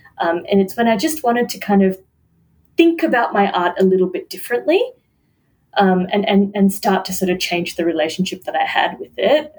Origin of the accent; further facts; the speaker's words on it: New Zealand; also born or lived in Middle East; And then I was born in the Middle East, but my parents moved to New Zealand.